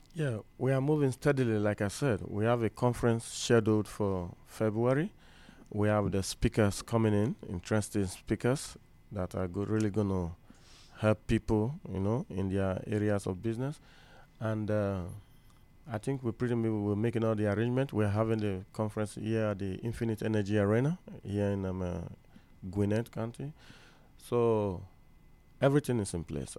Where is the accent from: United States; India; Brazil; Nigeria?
Nigeria; I'm from Nigeria